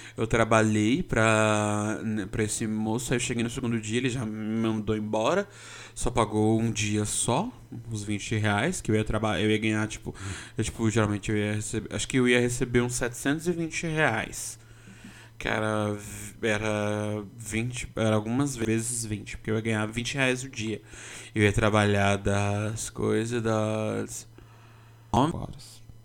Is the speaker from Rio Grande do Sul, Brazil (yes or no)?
no; São Paulo, Brazil; eu sou paulistano desde que eu me conheço por gente